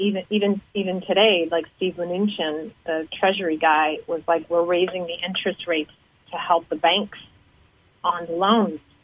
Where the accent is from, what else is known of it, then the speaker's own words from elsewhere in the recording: Canada; moved away as an adult; also born or lived in Boston; now in United States; growing up in Canada, I was very worldly.